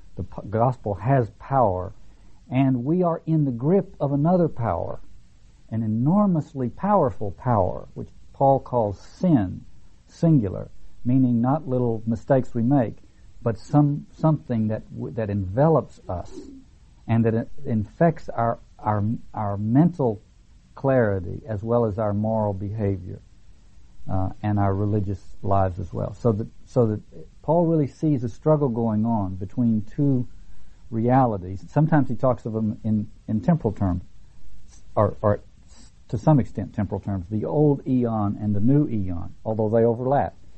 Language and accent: English; the South, United States; when I grew up in the South